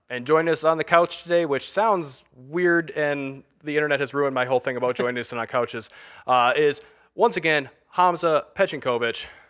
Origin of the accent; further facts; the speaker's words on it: Thurman, Michigan, United States; I grew up in the Thurman, Michigan